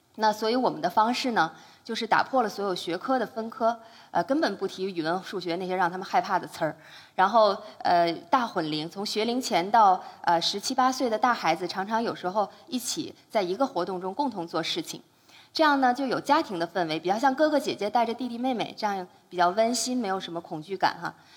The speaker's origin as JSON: {"language": "Chinese", "region": "Beijing", "country": "China", "tie": "born or raised there", "also_born_or_lived": "Yunnan", "moved": "yes", "said": "我是一个土生土长的北京丫头"}